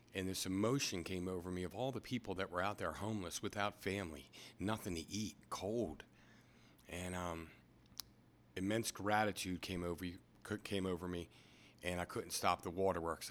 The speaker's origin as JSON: {"language": "English", "area": "Anne Arundel County", "region": "Maryland", "country": "United States", "tie": "born or raised there", "also_born_or_lived": "New York, New Jersey area", "lives_now": "Easton, United States", "said": "We came down to the Baltimore area when I was younger. Did my schooling in Anne Arundel County"}